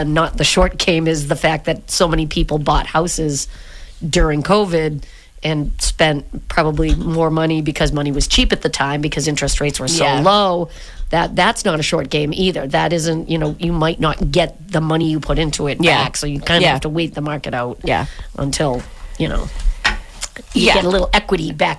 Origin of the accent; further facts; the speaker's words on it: Brockton, Massachusetts, United States; growing up in Brockton, and I lived in a cape.